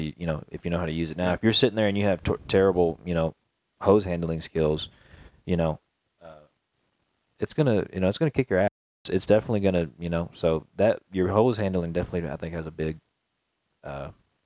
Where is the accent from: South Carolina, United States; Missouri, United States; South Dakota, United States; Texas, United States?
Texas, United States; Garland; the street I grew up off of in Garland, or not the street, excuse me, the neighborhood was called the Rose Hill Meadows